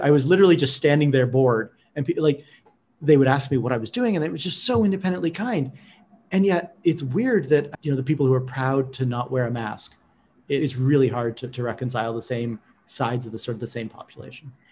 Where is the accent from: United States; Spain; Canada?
United States; California; as a Californian